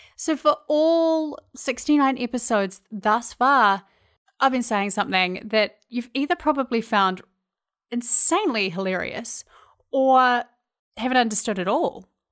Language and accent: English; New Zealand; accent: Kiwi; moved away as an adult; now in Minneapolis, United States; if you're wondering where my accent's from, I'm from New Zealand, and I've lived in the States